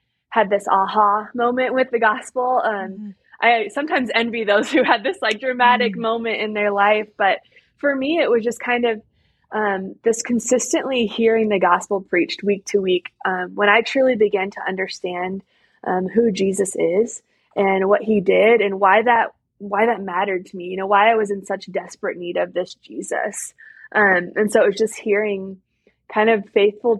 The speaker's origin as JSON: {"language": "English", "region": "Iowa", "country": "United States", "tie": "born or raised there", "said": "I was born and raised here in Iowa, and I've actually lived here most of my life"}